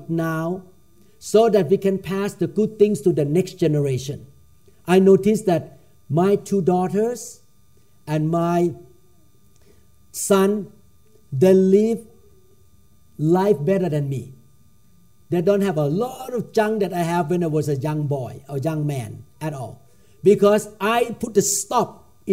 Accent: Thailand; I grew up in Thailand

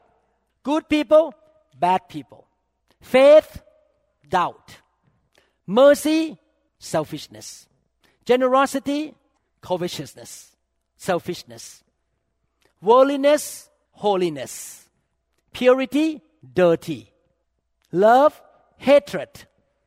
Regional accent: Thailand; moved away; I grew up in the Thai Chinese culture.

